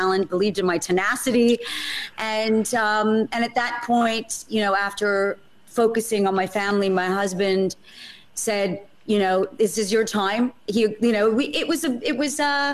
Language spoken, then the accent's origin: English; Montreal, Quebec, Canada; moved away as an adult; also born or lived in New York, United States; now in London, United Kingdom; I was born in Canada, moved to New York, lived there for about 11 years, and then came to London over 20 years ago now